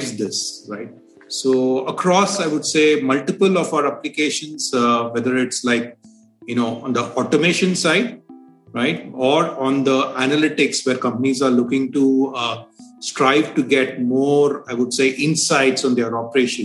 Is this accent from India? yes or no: yes; India; being an Indian.